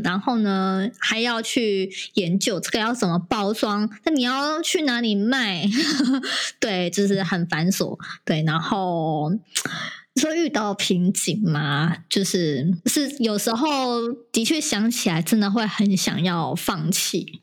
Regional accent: Indonesia; 我是来自印尼，然后我是从事柚木家具业，然后已经三十几年了这样子

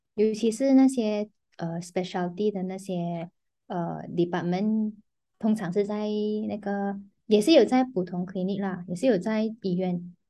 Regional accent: Penang, Malaysia; now in Petaling Jaya, Malaysia; 我是槟城人嘛，可是我现在currently在新加坡做工

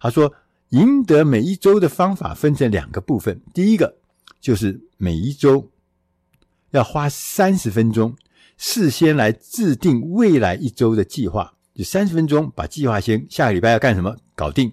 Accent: Taiwan; 我们远在千里之外的台湾

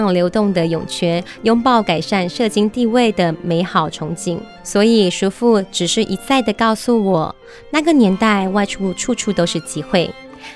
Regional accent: Taiwan; 像我啊，其实呃，我是。从小在这个都市长大的原住民二代

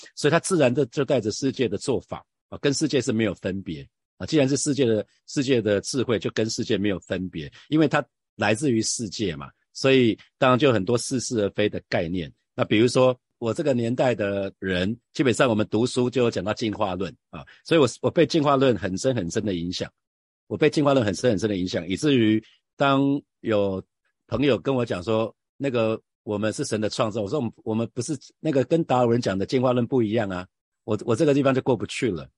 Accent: Hsinchu, Taiwan; 我在新竹出生

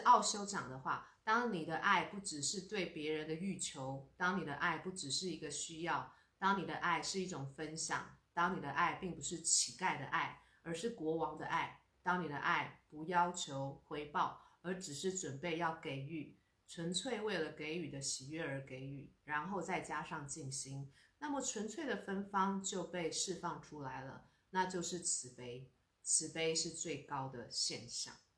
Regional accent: Taiwan; 我们台湾人真的 真的是嗯。要心存很多很多的感恩

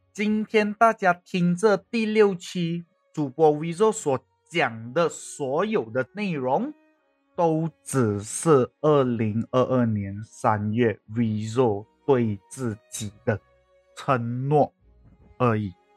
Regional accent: Malaysia; accent: Malaysian Chinese; 我们一般上马来西亚华人是怎样讲，我会尽可能保持我这样的口音

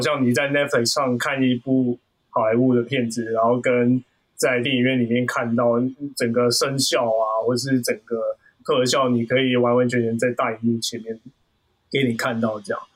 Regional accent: Hong Kong; now in Taiwan; 我以前讲话相对比较快，因为我是香港的同学

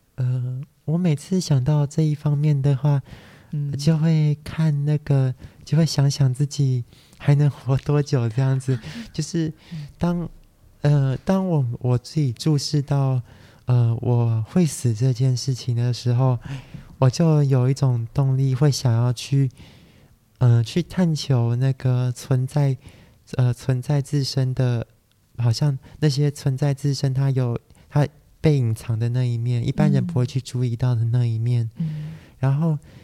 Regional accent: Taiwan; 虽然我是台湾人

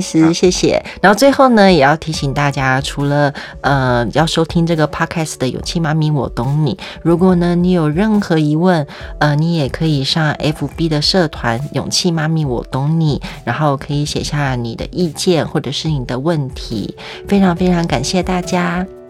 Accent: Taiwan; 但我跟你讲，身为台湾人呢，是很羡慕你的

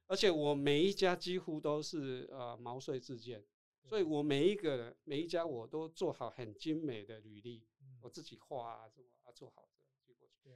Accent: Tainan, Taiwan; accent: 土腔; first language Taiwanese Hokkien; Chinese is a second language; moved away as an adult; also born or lived in Taipei; 我是台南人

